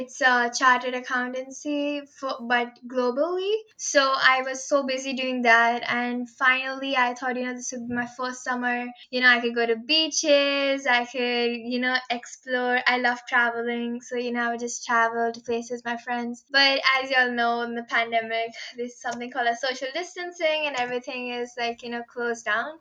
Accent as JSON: {"language": "English", "town": "Mumbai", "region": "Maharashtra", "country": "India", "tie": "born or raised there", "moved": "as an adult", "said": "I'm from Mumbai, India"}